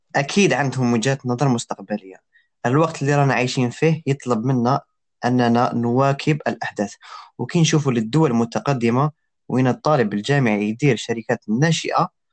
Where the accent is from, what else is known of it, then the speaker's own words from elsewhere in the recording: Algeria; حنايا في الجزائر أنا قلال